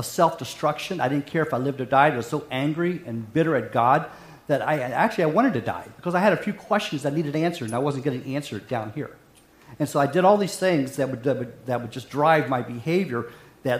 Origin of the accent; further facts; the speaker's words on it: Hampshire County, West Virginia, United States; moved away; I grew up in a small county called Hampshire County, West Virginia